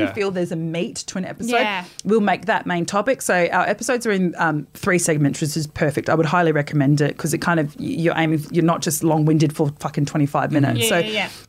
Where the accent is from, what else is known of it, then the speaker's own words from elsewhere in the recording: Perth, Western Australia, Australia; now in Sydney, Australia; I go back to Perth